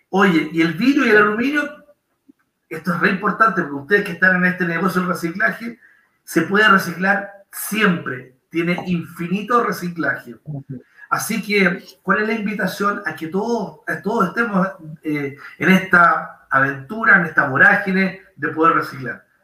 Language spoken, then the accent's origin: Spanish; Chile; Y ahí estamos nosotros como chilenos tratando de seguir esta misma línea.